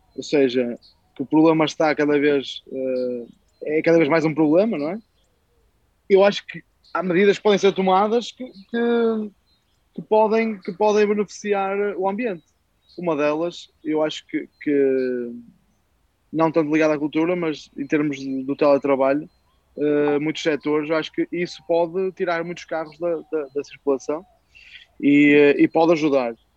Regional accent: Braga, Norte, Portugal; nós somos de Braga, a verdade, somos de Braga

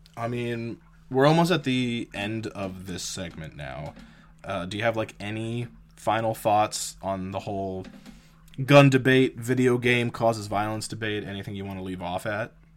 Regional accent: Canada

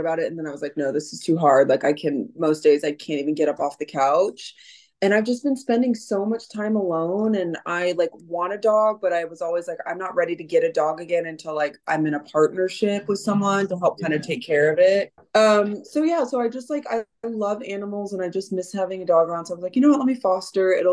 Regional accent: Missouri, United States; moved away as an adult; also born or lived in South America / Thailand; now in Los Angeles, United States; I'm from Kansas City, Missouri. I'm actually from a small town outside of Missouri, but I live in Los Angeles now

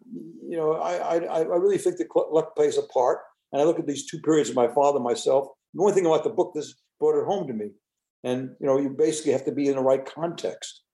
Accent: United States; I was born in the United States

